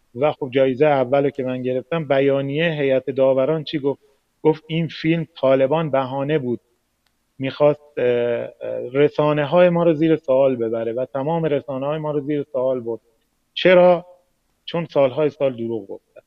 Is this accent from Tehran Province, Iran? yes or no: no; Mashhad, Razavi Khorasan, Iran; من مشهدی هستم با افغانستانی ها همکلاس بودم